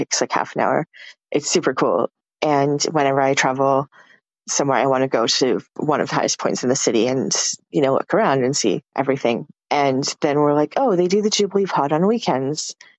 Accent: Canada; I'm Canadian.

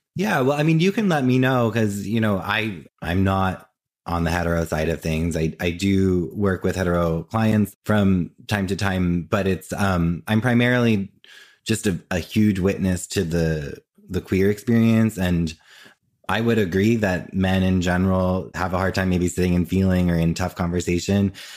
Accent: New Jersey, United States; moved away as an adult; now in New York, United States; I grew up in Jersey and I currently live in New York, and I've always lived in New York or New Jersey

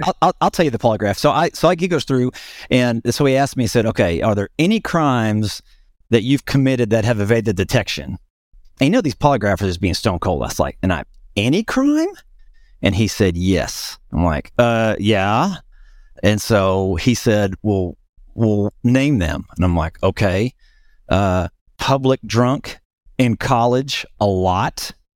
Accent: north central Oklahoma, United States; in my hometown, uh, which is up in north central Oklahoma

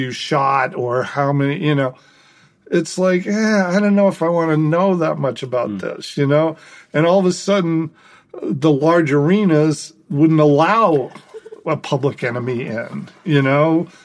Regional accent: outside of Boston, Massachusetts, United States; I grew up outside of Boston

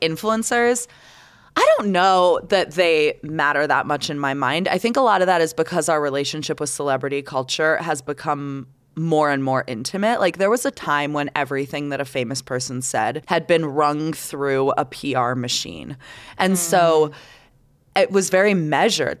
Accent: Canada; now in United States; I'm Canadian

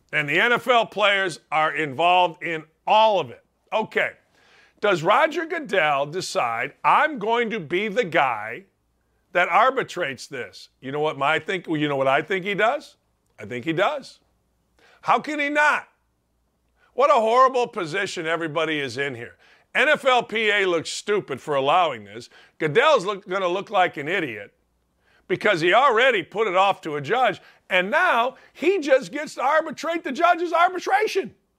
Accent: Northwest Indiana, United States; I'm from Northwest Indiana

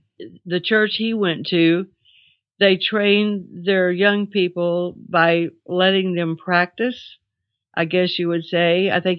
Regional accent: Glasgow, Kentucky, United States; I was born in Glasgow, Kentucky in 1936. I just had my 80th birthday.

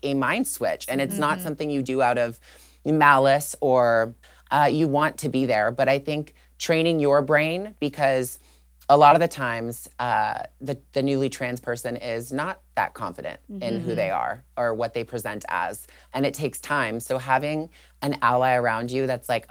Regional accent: Toronto, Ontario, Canada; I grew up in Toronto, Canada

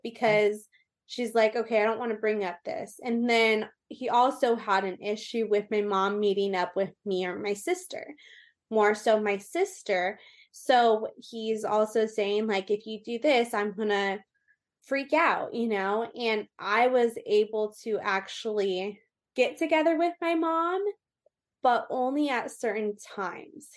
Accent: Orange County, California, United States; also born or lived in Austin, Texas / Colorado / Las Vegas; So I am from Orange County, California. I was raised really kind of everywhere in Orange County

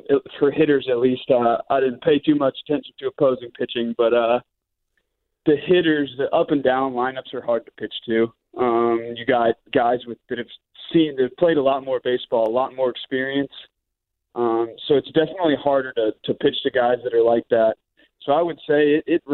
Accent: Gainesville, Florida, United States; also born or lived in Jacksonville, Florida / Alabama; I'm from Gainesville.

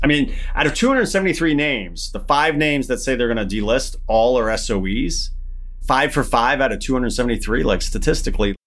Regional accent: Denver, Colorado, United States; I grew up with family in Denver

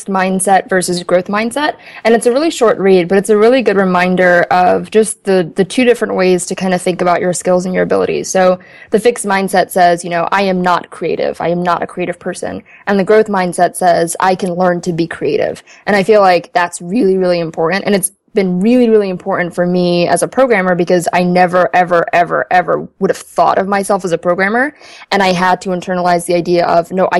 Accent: Ethiopia; now in United States; I was born in Ethiopia

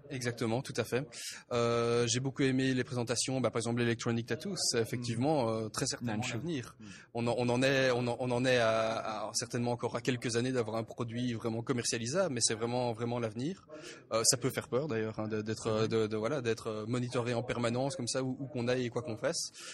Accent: Belgium; moi, en tant que, euh, en tant que Belge

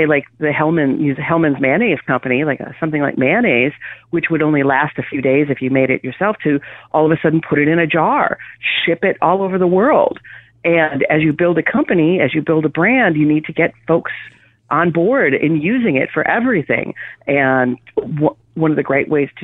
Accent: Wisconsin, United States; growing up in Wisconsin

